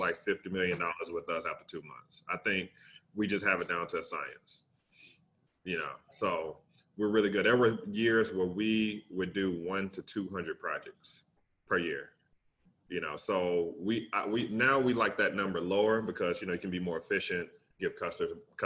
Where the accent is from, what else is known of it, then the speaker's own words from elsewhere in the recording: Tuscaloosa, Alabama, United States; I'm from Tuscaloosa, Alabama